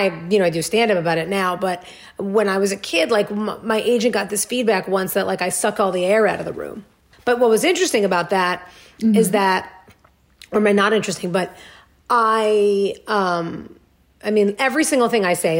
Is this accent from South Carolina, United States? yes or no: no; New York, United States; moved away; I grew up in New York